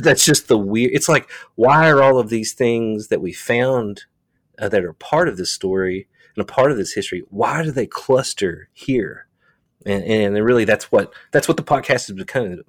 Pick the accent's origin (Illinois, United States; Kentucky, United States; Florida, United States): Kentucky, United States; Eastern; moved away as an adult; now in Somerset, Kentucky, United States; I'm from Eastern Kentucky, a small town